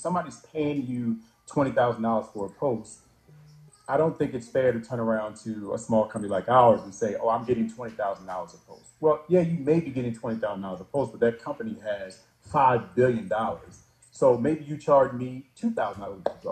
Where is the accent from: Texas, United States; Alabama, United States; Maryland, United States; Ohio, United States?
Maryland, United States; Baltimore; we're both from Baltimore